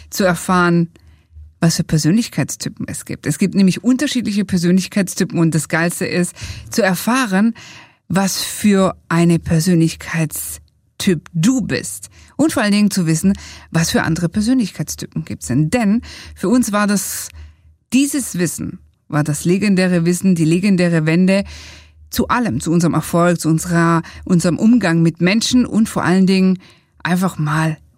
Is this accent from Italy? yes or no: yes; Italy; als wir unser Buch geschrieben haben, haben wir gesagt, ja, wir sind doch Italiener